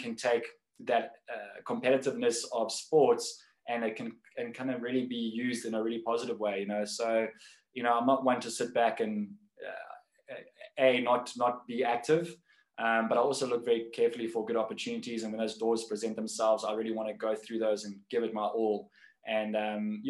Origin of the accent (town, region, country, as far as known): Cape Town, Western Cape, South Africa; born or raised there